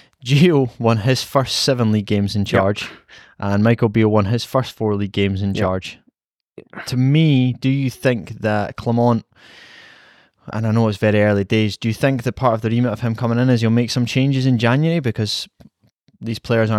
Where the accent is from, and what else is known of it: Scotland, United Kingdom